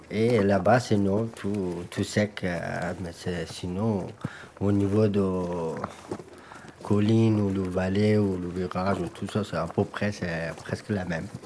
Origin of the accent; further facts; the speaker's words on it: Afghanistan; French is a second language; now in France; moi, j'ai grandi en Afghanistan.